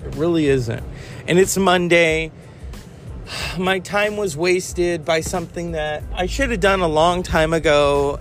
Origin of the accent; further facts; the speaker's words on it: California, United States; I am from California